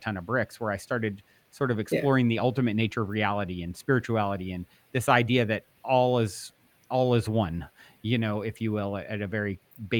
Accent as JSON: {"language": "English", "region": "East Coast", "country": "United States", "tie": "born or raised there", "moved": "yes", "lives_now": "Los Angeles, United States", "said": "I currently reside in Los Angeles, the Los Angeles area, California, and I was raised on the East Coast"}